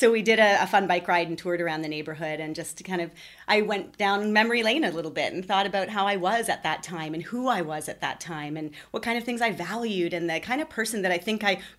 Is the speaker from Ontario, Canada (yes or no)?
yes; Ottawa, Ontario, Canada; also born or lived in Toronto / United Kingdom; I was born near Toronto. I lived there for several years. I moved to the United Kingdom as a young girl. I was there for three years. I moved back to uh, Toronto and then had another move within the same within the GTA. And then I moved to Ottawa.